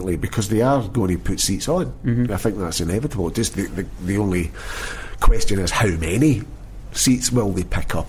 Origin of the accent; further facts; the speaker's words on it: Glasgow, Scotland, United Kingdom; I was brought up in North Lanarkshire, you know, in East End of Glasgow, North Lanarkshire